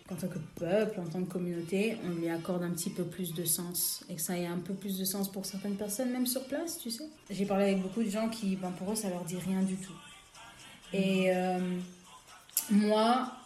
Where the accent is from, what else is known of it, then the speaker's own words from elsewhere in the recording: Kinshasa, DR Congo; moved away as an adult; now in London, United Kingdom; j'ai 28 ans, j'ai grandi à Kinshasa euh, depuis 2012, je vis à Londres.